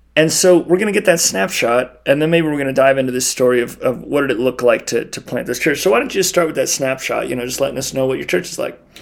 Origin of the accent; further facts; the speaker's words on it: Baker, Montana, United States; we're recording this in Butte, Montana, and I'm from Baker, Montana.